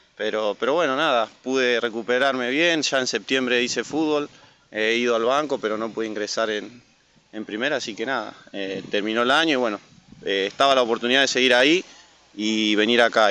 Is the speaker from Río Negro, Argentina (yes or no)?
no; Chaco, Argentina; moved away; Y yo soy del Chaco